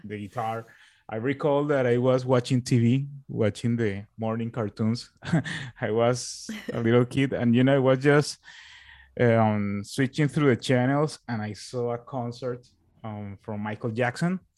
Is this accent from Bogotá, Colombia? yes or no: no; Barranquilla, Atlántico, Colombia; also born or lived in Bogota, Colombia; I went back to my, to my own, to my hometown, which is here